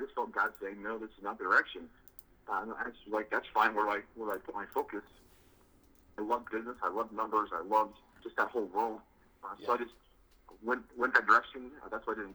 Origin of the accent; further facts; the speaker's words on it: Utah, United States; also born or lived in Kentucky / Tennessee; now in Colorado, United States; I grew up in Utah and have spent the last decade in the South Kentucky, Tennessee area, and I currently live in Colorado